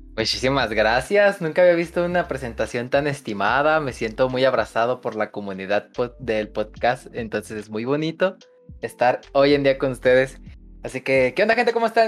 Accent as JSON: {"language": "Spanish", "region": "central Mexico", "country": "Mexico", "said": "yo soy de México, eh, más precisamente del centro de México"}